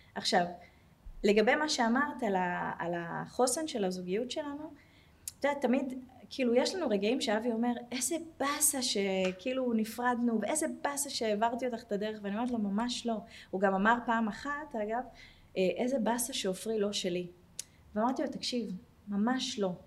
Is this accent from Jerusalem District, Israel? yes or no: yes; Jerusalem, Jerusalem District, Israel; also born or lived in Tel Aviv, Israel; now in Herzliya, Israel; אני ירושלמית במקור, גרתי 20 שנה בתל אביב